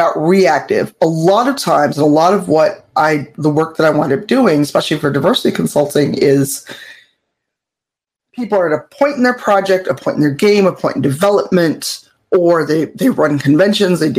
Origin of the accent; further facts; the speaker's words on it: United States; an American-bred U.S. person